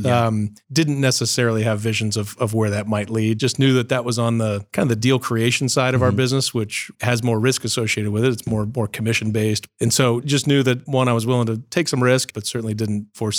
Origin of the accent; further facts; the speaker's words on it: Columbus, Ohio, United States; I was born in Columbus, Ohio, born and raised here, Riverside Hospital, and class of 1974. And so born and raised here, grew up in Upper Arlington.